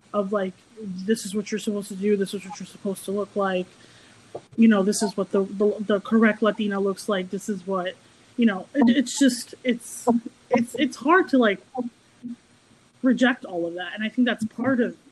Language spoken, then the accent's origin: English; United States; I grew up right outside of New York City, so I took public transportation pretty much my whole childhood